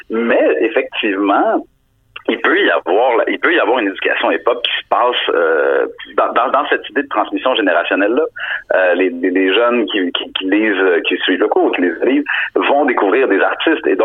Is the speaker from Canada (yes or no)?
yes; Montreal, Quebec, Canada; moi, je suis montréalais